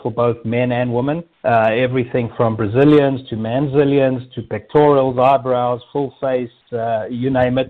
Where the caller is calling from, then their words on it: Scottsdale, Arizona, United States; I'm actually calling from Scottsdale, Arizona.